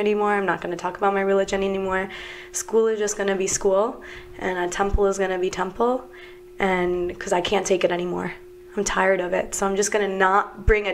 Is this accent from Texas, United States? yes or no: no; New Jersey, United States; I grew up in New Jersey